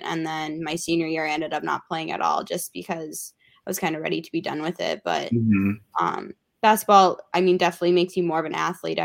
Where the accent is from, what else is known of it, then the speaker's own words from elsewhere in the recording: Mankato, Minnesota, United States; since I was from Mankato